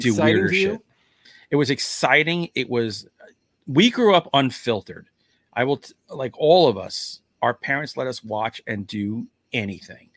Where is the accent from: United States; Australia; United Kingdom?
United States; New York City, New York; growing up in the Bronx